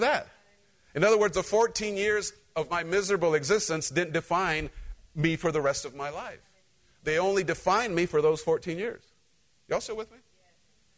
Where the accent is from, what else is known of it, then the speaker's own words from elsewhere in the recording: Cholula, Puebla, Mexico; moved away; I grew up in Central Mexico